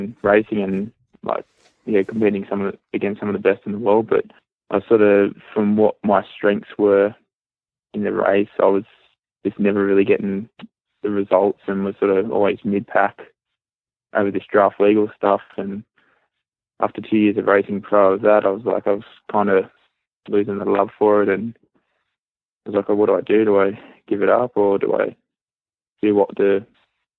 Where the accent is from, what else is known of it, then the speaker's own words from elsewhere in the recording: just north of Wollongong, New South Wales, Australia; moved away as an adult; also born or lived in Gold Coast, Queensland; now in Boulder, United States; I've grown up most of my life in just north of Wollongong, which is south of Sydney, New South Wales.